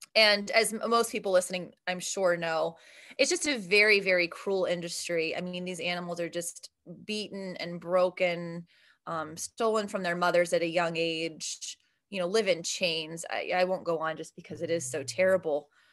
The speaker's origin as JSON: {"language": "English", "town": "Steubenville", "region": "Ohio", "country": "United States", "moved": "as an adult", "lives_now": "Pittsburgh, United States", "said": "I'm from Steubenville, Ohio, which is about forty-five minutes outside of Pittsburgh"}